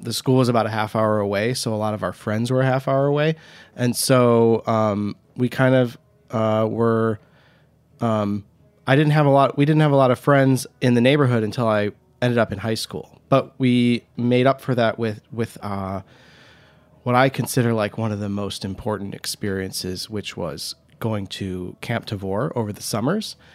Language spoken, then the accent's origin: English; Huntington Woods, Michigan, United States; also born or lived in Royal Oak, Michigan / Ann Arbor, Michigan; now in New York, United States; I was born in Royal Oak, Michigan. I grew up in Huntington Woods, Michigan, um, just outside of Detroit